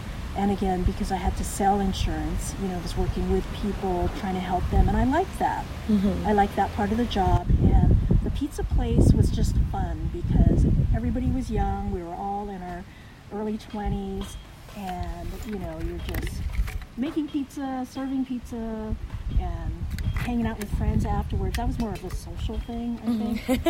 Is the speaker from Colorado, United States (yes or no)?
no; Kailua, Hawaii, United States; now in California, United States; I grew up in Hawaii, and then I moved here to California, and I've been here ever since.